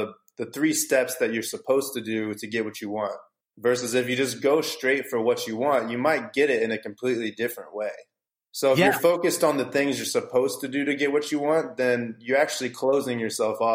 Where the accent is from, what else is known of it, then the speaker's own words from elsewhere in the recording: St. Louis, Missouri, United States; now in California, United States; I'm from St. Louis, Missouri, originally. So when I was growing up there